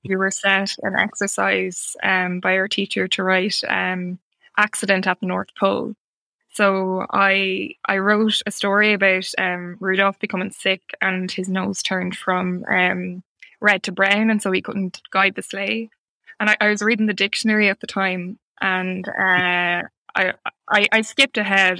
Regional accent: Ireland; as an Irish writer

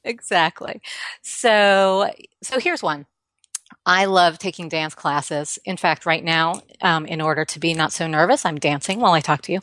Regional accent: New York, United States; not only did I grow up here, but I grew up here during the seventies

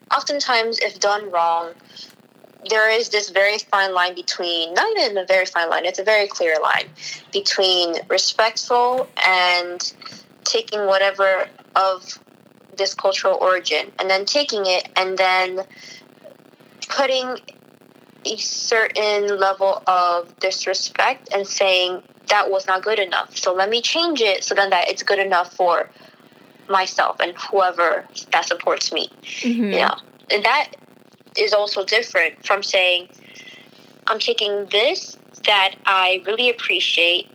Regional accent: United States; I was born here in the United States

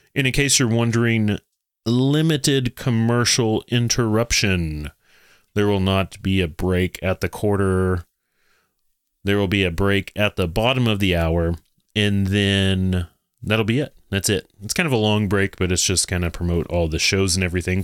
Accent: Texas, United States; I'm from Texas

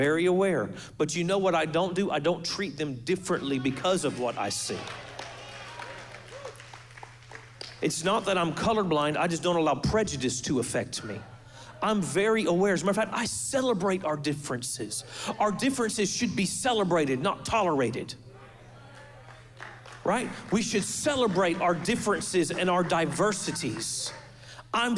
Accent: Florida, United States; Before I'm a Floridian, I'm a believer.

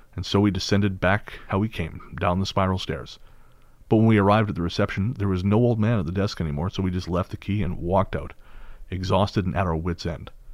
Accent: United Kingdom; as British people

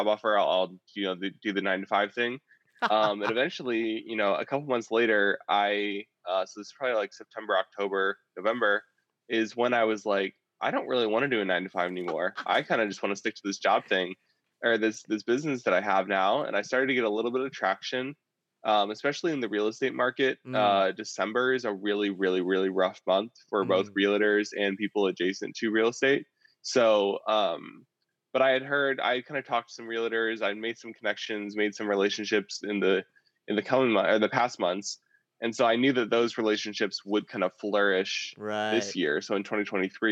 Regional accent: Indiana, United States; I came back in August to my hometown of Indiana

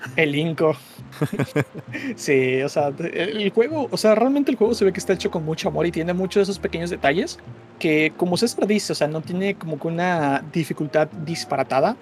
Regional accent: southeast Mexico, Mexico; aquí en, en, el sureste

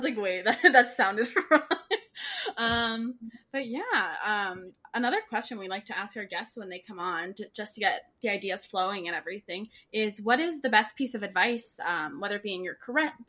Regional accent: Canada; I'm Canadian

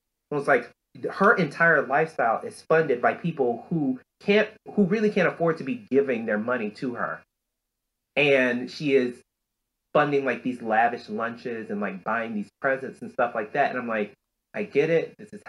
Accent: the South, United States; I grew up in Black churches in the South with people who would put their little money in the envelopes.

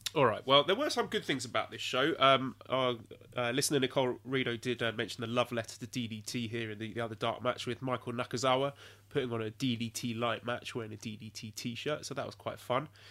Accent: England, United Kingdom; moved away; an Englishman

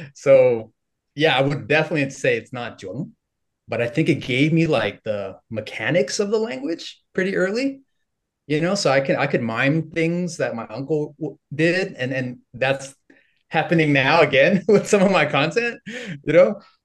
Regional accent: Los Angeles, California, United States; moved away as an adult; now in Ho Chi Minh City, Vietnam; I was born in Northridge and, uh, my family was just, like, all around that area, just around the eight one eight mostly

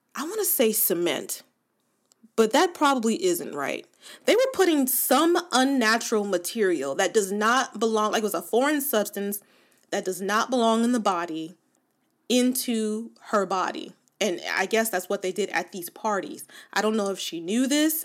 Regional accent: Los Angeles, California, United States; I was born and raised in Los Angeles or in, in Southern California

